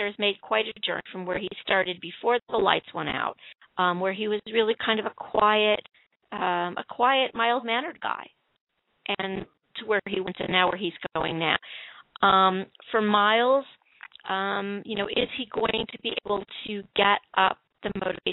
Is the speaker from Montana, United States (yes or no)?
no; Chicago, Illinois, United States; my hometown